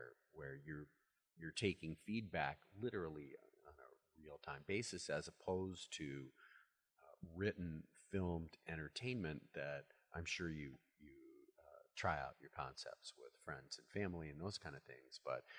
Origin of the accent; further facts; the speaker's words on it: Midwest, United States; I'm a Midwesterner.